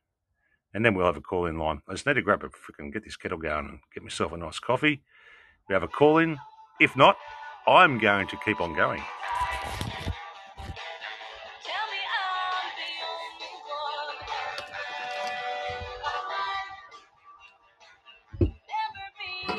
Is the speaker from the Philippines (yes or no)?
no; Australia; I'm from I'm from Australia